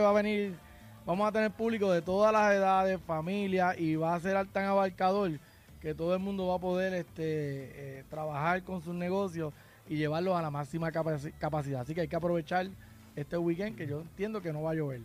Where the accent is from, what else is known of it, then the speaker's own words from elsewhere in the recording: Lajas, Puerto Rico; soy de aquí, nunca me he ido de aquí